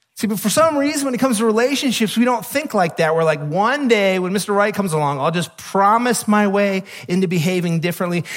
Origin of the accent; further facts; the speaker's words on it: United States; we're American